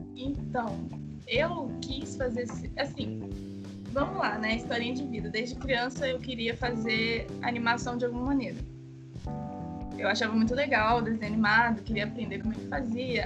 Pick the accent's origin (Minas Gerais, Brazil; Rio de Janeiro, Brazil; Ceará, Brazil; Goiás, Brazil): Rio de Janeiro, Brazil; Itatiaia; eu sou do Rio de Janeiro, no interior, de Itatiaia